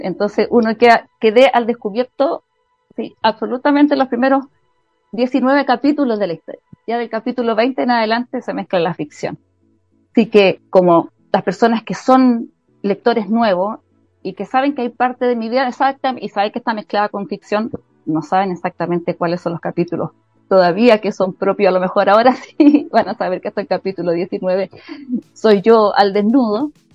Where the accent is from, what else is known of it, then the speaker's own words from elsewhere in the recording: Chile; soy chilena